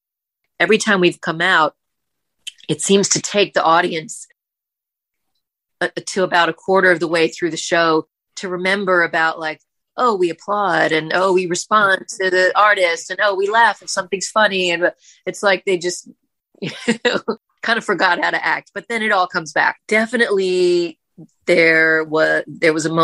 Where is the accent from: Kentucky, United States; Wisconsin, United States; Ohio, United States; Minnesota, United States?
Kentucky, United States; now in New York City, United States; I was born in Kentucky, so born and raised there.